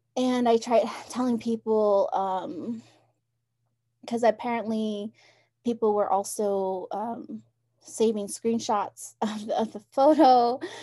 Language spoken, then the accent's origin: English; Round Rock, Arizona, United States; also born or lived in Tuba City, Arizona; I grew up in Round Rock